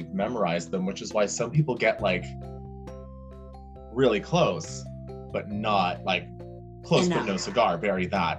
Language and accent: English; Canada; I am a Canadian citizen.